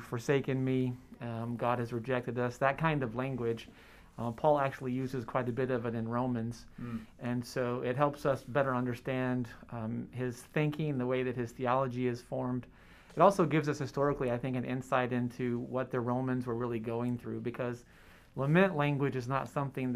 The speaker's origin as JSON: {"language": "English", "town": "Lubbock", "region": "Texas", "country": "United States", "tie": "born or raised there", "moved": "yes", "lives_now": "South Carolina, United States", "said": "I'm actually originally from Texas, Lubbock, Texas. That's in far west Texas. It's not a place that you have to really want to go to, and you might have to go there. I grew up there"}